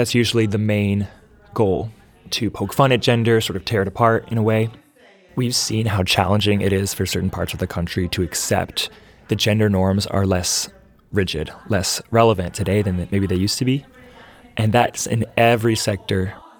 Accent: Nashville, Tennessee, United States; I'm from Nashville.

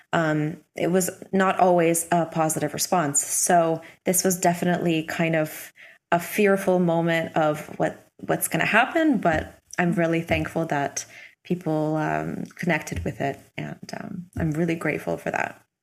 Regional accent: Hamilton, Ontario, Canada; moved away as an adult; also born or lived in Milan, Italy; when I was 18, I moved from Toronto or close to Toronto, a city called Hamilton, to Milan

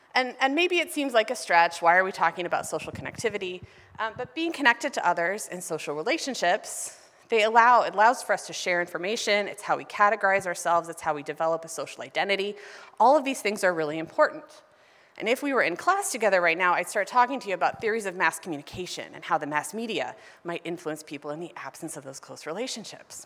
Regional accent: Ohio, United States; moved away as an adult; now in Los Angeles, United States; the city that I grew up in in Ohio

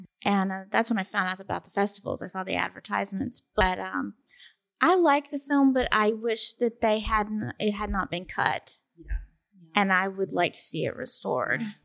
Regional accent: Cleveland, Tennessee, United States; Cleveland, Tennessee. That's just outside of Chattanooga

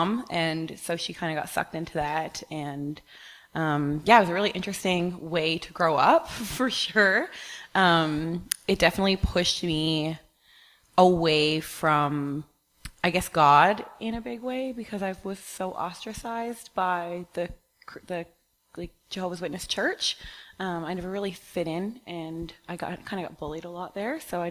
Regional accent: Newfoundland and Labrador, Canada; I grew up on the East Coast in Newfoundland.

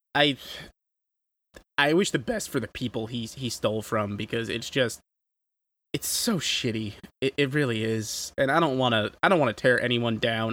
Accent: New York, United States; as a New Yorker

